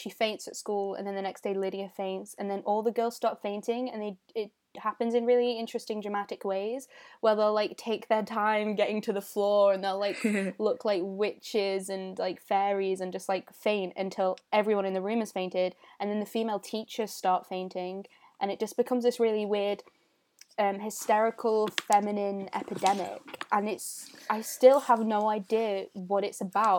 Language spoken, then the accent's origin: English; Stockport, North West England, United Kingdom; and I'm from Stockport.